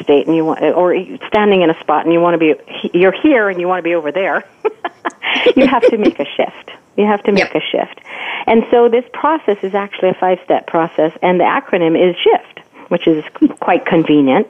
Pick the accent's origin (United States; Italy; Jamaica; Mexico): Jamaica; growing up in Jamaica